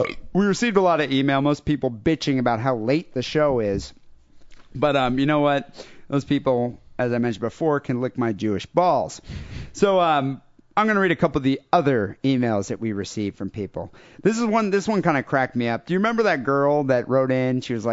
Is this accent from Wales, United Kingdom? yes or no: yes; Pontypridd, Wales, United Kingdom; Well, I'm from Pontypridd, which I guess is pronounced Pontypridd, the birthplace of ….